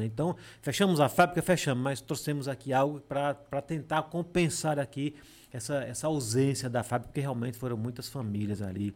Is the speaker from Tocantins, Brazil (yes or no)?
no; Serra da Jurema, Alagoas, Brazil; now in Delmiro Gouveia, Brazil; eu moro em Delmiro. Mas eu sou da Serra da Jurema